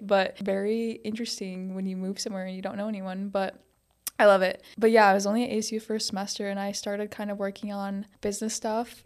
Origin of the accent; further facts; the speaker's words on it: Montana, United States; moved away as an adult; now in Arizona, United States; I grew up in Montana